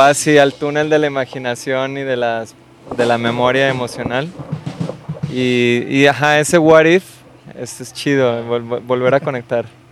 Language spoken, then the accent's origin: Spanish; Guadalajara, Jalisco, Mexico; yo soy de Guadalajara